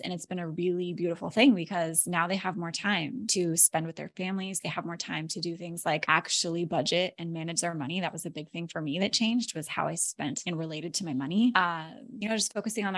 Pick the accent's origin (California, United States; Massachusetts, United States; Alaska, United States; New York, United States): Alaska, United States; moved away as an adult; now in Florida, United States; My husband and I were born and raised in Alaska